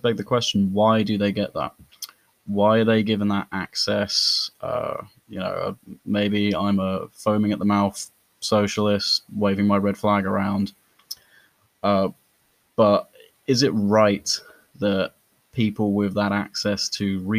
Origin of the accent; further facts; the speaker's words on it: Norfolk, East of England, United Kingdom; I grew up in Norfolk, which has one city, Norwich.